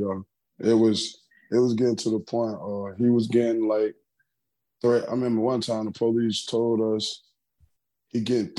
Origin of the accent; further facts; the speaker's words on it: South Carolina, United States; Oh, you don't know how the country is. See? Oh, see? It was just... I mean, everything was so small, so it was easy to get in tr